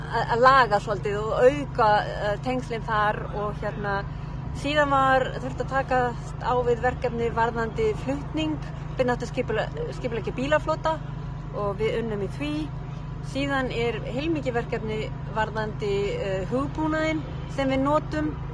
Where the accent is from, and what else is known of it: Iceland